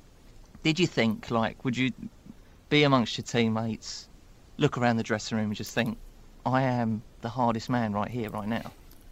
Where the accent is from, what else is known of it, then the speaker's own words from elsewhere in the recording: Dagenham, London, United Kingdom; I grew up in Dagenham in East London